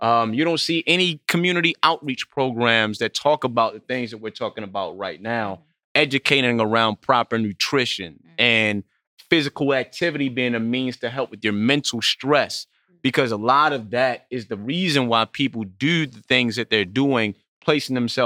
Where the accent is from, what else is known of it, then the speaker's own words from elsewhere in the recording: Baltimore, Maryland, United States; I'm from Baltimore